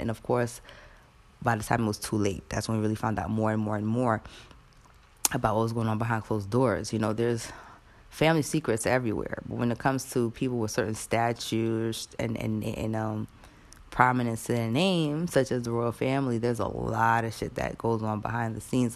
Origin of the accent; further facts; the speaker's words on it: United States; I'm an American